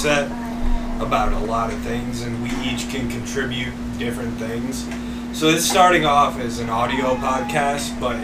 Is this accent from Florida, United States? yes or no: no; Ellington, Connecticut, United States; we're all from Ellington